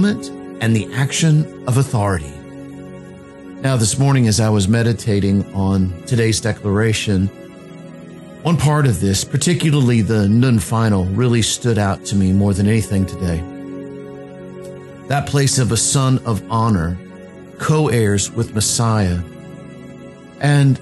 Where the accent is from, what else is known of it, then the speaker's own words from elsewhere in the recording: Virginia Beach, Virginia, United States; born and raised in Virginia Beach